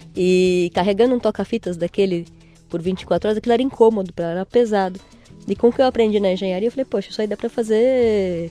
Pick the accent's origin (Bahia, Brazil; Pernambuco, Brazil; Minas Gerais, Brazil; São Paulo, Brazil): São Paulo, Brazil; Nasci em São Paulo